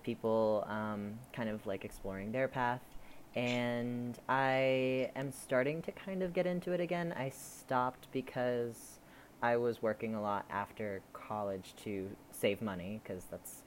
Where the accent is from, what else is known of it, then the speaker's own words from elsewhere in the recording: Rhode Island, United States; also born or lived in Pittsburgh; now in Los Angeles, United States; And I grew up in Rhode Island